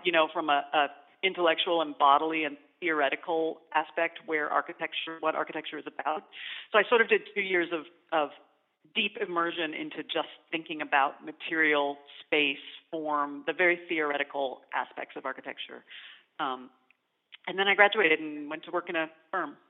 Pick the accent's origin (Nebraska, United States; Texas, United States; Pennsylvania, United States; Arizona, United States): Arizona, United States; now in Indianapolis, United States; I grew up in Arizona